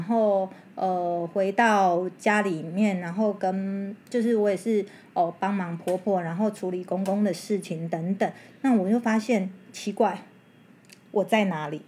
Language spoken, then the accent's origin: Chinese; central-southern Taiwan, Taiwan; 那种嗯。乡下来的哈，都是我中南部的人